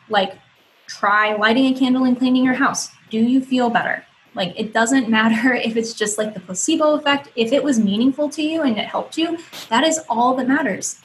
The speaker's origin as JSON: {"language": "English", "region": "Ohio", "country": "United States", "said": "I moved across the country back to my home state, um, which is so amazing. I love. I'm I'm in uh, Toledo, Ohio"}